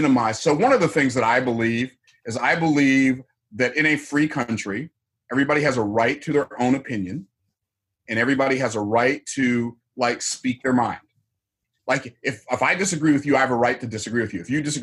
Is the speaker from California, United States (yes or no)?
no; Tampa, Florida, United States; I was born in the town I live in now. I was born in Tampa, Florida in 1961